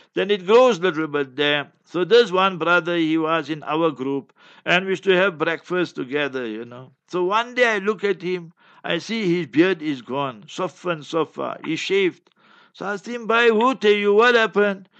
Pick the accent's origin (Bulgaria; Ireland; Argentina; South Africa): South Africa; Heidelberg, Gauteng; moved away as an adult; also born or lived in Newcastle; Heidelberg, my hometown, Heidelberg